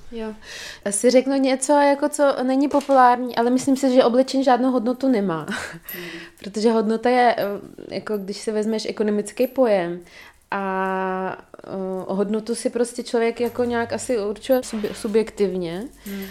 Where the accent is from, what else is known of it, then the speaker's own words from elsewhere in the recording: Dagestan, Russia; moved away; pocházím z Dagestánu, což je velice konzervativní eh, prostředí, muslimský